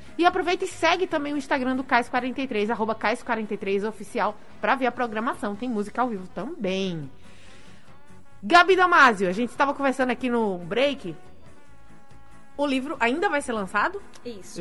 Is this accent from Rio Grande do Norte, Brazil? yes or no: yes; Natal, Rio Grande do Norte, Brazil; eu nem saí de Natal